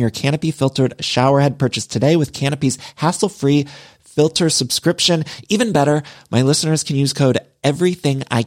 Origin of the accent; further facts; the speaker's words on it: Midwest, United States; now in Los Angeles, United States; I'm from the Midwest, but I've lived in California for so long